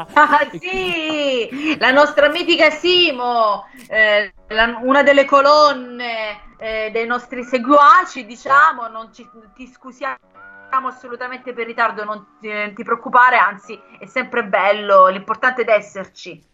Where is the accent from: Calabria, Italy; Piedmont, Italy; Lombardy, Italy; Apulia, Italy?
Apulia, Italy; Brindisi; also born or lived in Lecce; Io sono di Brindisi, però ho vissuto tanti anni a Lecce